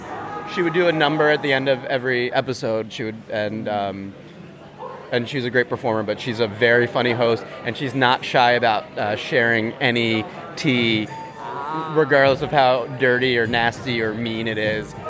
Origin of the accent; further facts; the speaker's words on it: New York City, New York, United States; I'm from New York City.